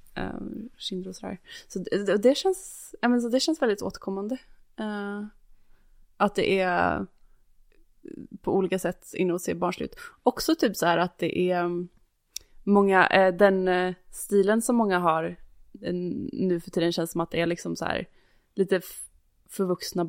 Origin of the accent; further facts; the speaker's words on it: Varberg, Halland County, Sweden; moved away; Varberg där jag kommer ifrån